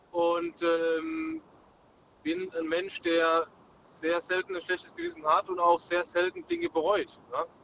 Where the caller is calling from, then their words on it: Munich, Bavaria, Germany; Ich bin aus München. Grüßt euch. Guten Abend.